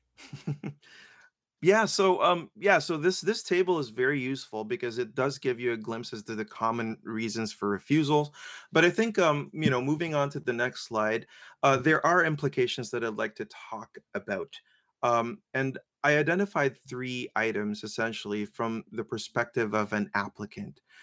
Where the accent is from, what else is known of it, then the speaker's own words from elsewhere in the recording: Philippines; I'm Filipino